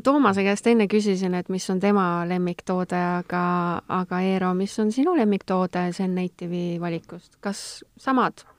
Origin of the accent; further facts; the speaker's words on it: Estonia; ma olengi tegelikult keskmine eestlane